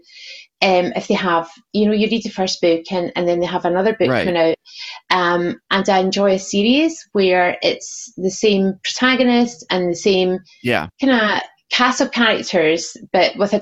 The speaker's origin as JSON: {"language": "English", "region": "Scotland", "country": "United Kingdom", "said": "I'm Scottish"}